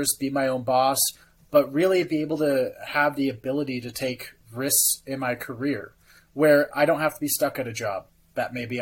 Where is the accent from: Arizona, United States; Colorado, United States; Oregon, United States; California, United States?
California, United States; moved away; my home state of California, where I was born and raised